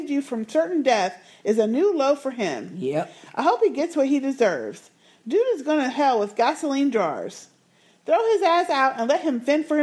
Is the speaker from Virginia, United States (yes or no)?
yes; Alexandria, Virginia, United States; I grew up in Alexandria, Virginia, and I was so excited to see that's where they are.